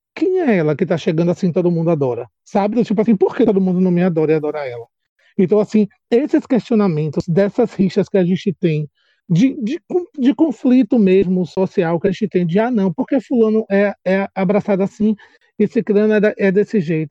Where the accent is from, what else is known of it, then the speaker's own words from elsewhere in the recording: Salvador, Bahia, Brazil; Sou daqui de Salvador, Bahia